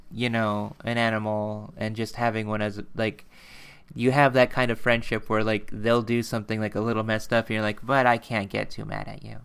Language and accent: English; United States; we're American